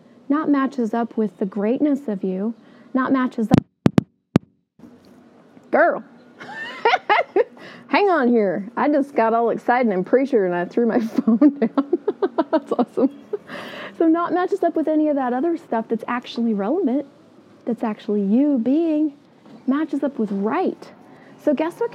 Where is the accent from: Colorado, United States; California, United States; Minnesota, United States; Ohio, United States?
Colorado, United States; Colorado Springs; moved away as an adult; now in Canada; I grew up in Colorado Springs